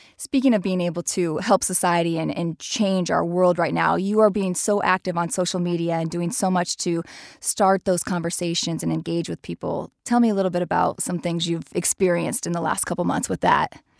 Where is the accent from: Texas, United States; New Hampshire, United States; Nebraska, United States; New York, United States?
Nebraska, United States; we're from Nebraska